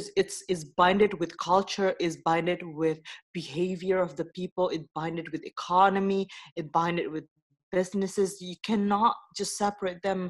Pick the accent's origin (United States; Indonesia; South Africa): Indonesia; now in Netherlands; I come from Indonesia originally, but currently I live in the Netherlands